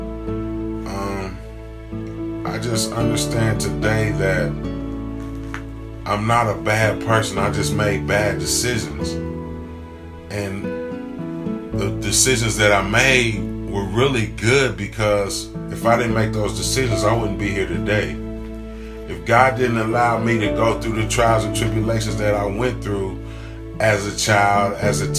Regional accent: Columbus, Ohio, United States; I'm from Columbus, Ohio, on the west side

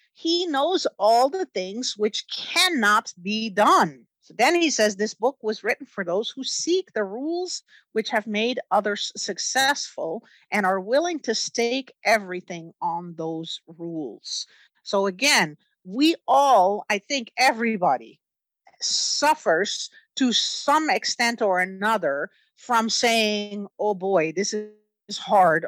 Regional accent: Netherlands; moved away; I grew up in the Netherlands

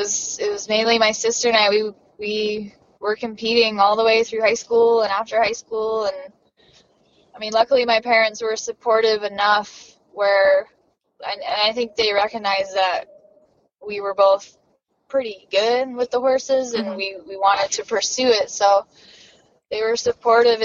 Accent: New Jersey, United States; moved away as an adult; now in West Coast, United States; I'm originally from New Jersey, and my parents didn't ride

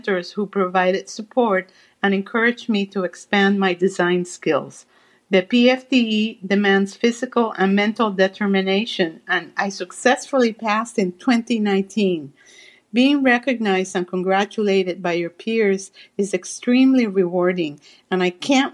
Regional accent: Cuba; moved away; as a young girl growing up in Cuba

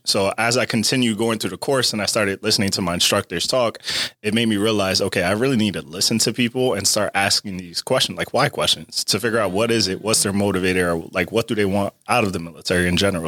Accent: Perth Amboy, New Jersey, United States; especially in my hometown. So for me, it's like, yeah, we don't have a lot of people that come out to Perth Amboy and talk to you know us in the high school

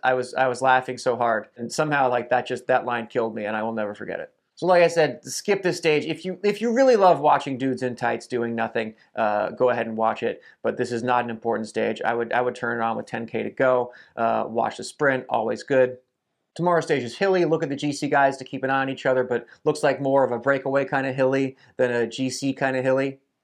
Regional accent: United States; as an American

